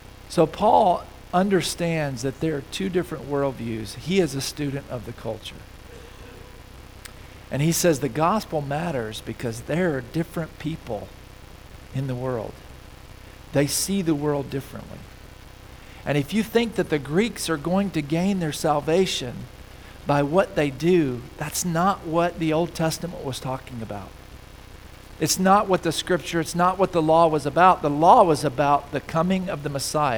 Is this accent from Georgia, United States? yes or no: no; Mississippi, United States; now in Fort Collins, United States; I grew up in Mississippi